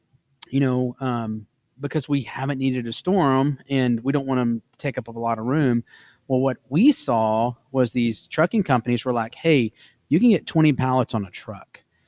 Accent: Texas, United States; I'm a Texan.

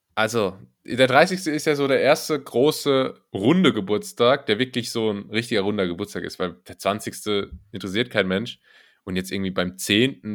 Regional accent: Berlin, Germany; ich als Berliner

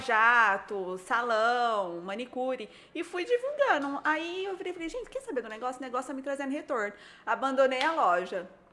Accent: Barretos, São Paulo, Brazil; now in São José do Rio Preto, Brazil; Eu nasci em Barretos

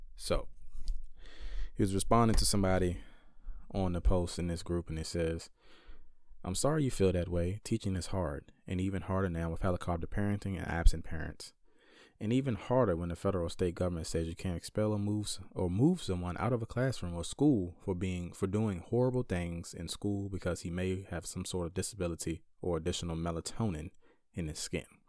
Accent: Caroline County, Virginia, United States; moved away; my hometown of Caroline County, Virginia

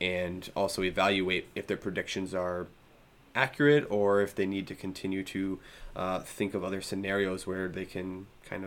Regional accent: Seattle, Washington, United States; now in Wisconsin, United States; I grew up in Seattle

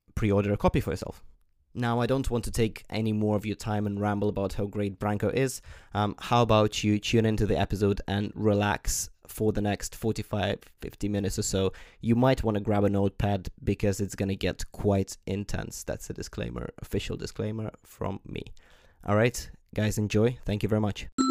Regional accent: Ukraine; when I was young, growing up in Ukraine

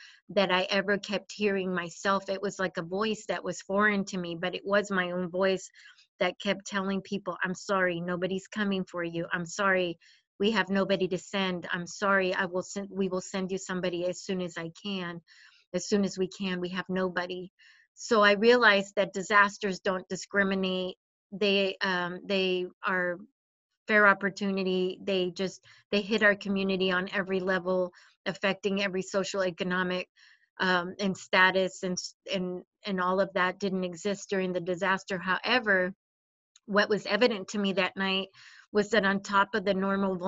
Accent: Sonoma County, California, United States; I am from Sonoma County.

